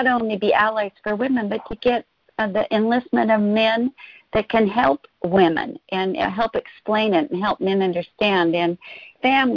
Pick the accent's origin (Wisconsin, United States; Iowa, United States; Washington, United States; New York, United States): Washington, United States; Spokane; now in Seattle, United States; I grew up in a small town. Well, it's a medium-sized town, Spokane, Washington, but I've lived in the Seattle